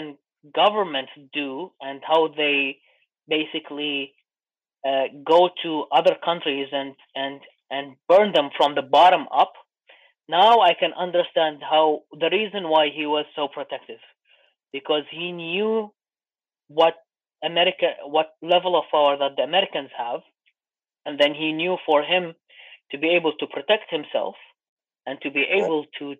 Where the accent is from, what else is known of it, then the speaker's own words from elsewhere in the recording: Iraq; moved away; I'm from Iraq